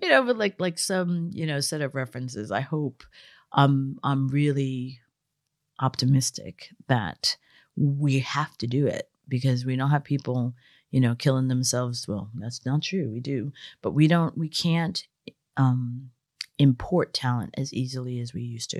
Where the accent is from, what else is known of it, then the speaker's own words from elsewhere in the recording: United States; I grew up working class in America.